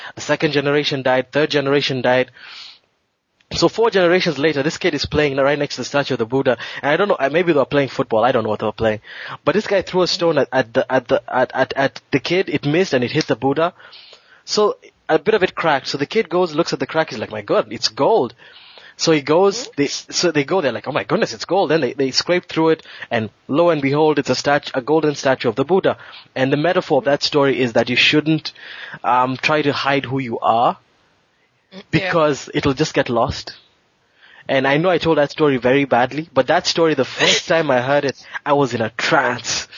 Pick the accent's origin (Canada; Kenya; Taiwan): Kenya; moved away; I grew up I grew up a Christian in Kenya